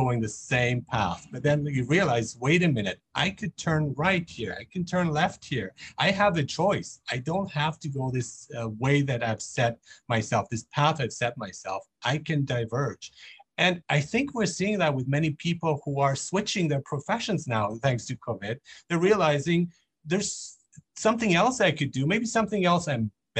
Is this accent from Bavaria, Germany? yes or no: yes; Nuremberg, Bavaria, Germany; I grew up in Germany, in Nuremberg